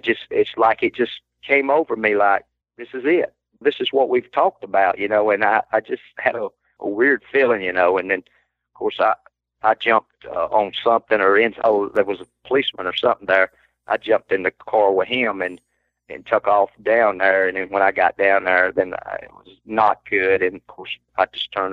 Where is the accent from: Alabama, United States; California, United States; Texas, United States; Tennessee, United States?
Alabama, United States; I was from Alabama.